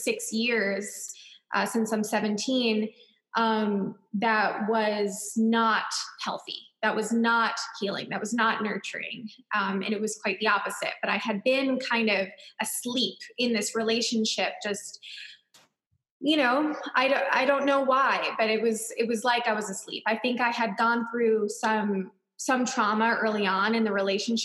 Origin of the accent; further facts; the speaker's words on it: Long Island, New York, United States; I grew up in Long Island, New York